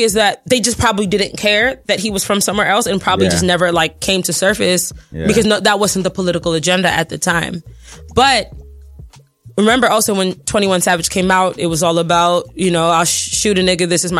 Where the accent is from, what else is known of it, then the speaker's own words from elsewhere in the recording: Nigeria; so I'm like Nigerian and my family's Muslim, so you have to understand.